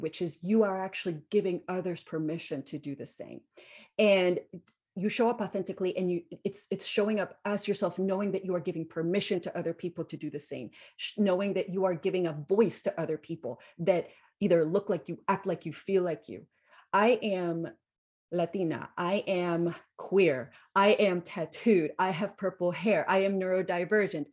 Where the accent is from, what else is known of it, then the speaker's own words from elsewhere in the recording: Guatemala; moved away as an adult; So I grew up in Guatemala. I was born and raised in Guatemala. So I lived there until I was 18.